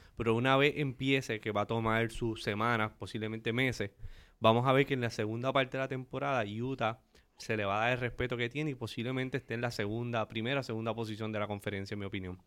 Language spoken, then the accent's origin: Spanish; Aguadilla, Puerto Rico; los tiburones de Aguadilla, donde todo comenzó. Ese es mi pueblo natal